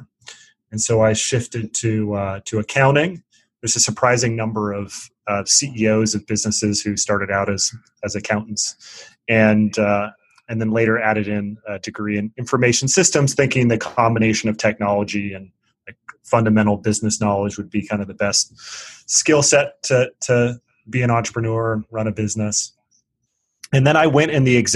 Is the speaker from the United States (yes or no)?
yes; Seattle, Washington, United States; moved away as an adult; also born or lived in East Coast; I'm from Seattle and moved to the East Coast